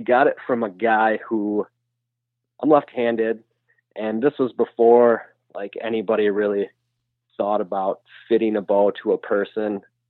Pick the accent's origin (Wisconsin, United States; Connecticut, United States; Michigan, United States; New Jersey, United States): Wisconsin, United States; Yeah, with my family, that's exactly what it was. My grandpa hunted.